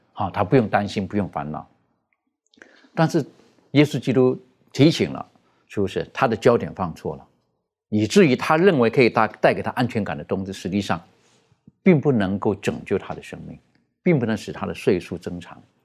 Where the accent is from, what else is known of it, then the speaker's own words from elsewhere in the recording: China; 特别是我们中国人，我们说到的这个“百善孝为先”